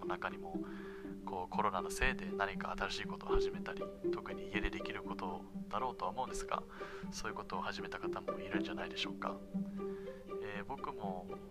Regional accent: Japan; 生まれも育ちも日本ですね

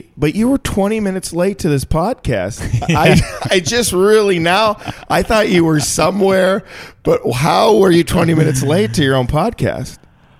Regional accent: Minnesota, United States; moved away as an adult; also born or lived in Chicago; now in Los Angeles, United States; I'm from Minnesota. It's a little...

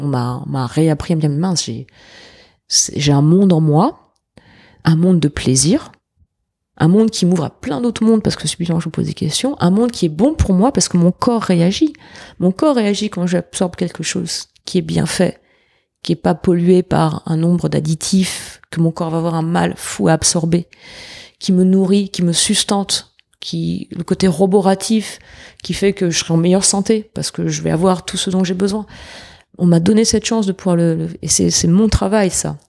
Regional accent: France; now in New York, United States; en tant que Français

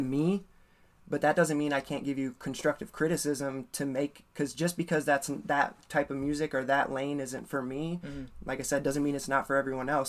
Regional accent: Ames, Iowa, United States; also born or lived in Minneapolis, Minnesota; I grew up in Ames, Iowa until I was like 19, and then I moved to Minneapolis for six years, and then I moved back here

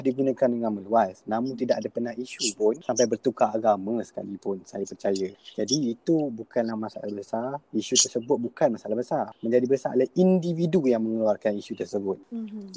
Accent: Malaysia; kita sebagai rakyat Malaysia

